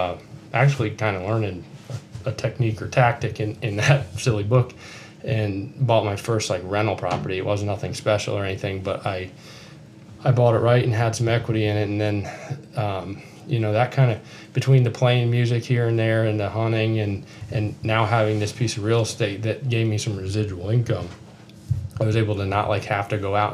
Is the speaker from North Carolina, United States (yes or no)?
yes; North Carolina, United States; moved away; also born or lived in Lake George, New York / Illinois; I grew up in North Carolina, and then I ended up in, the Adirondacks in Lake George, New York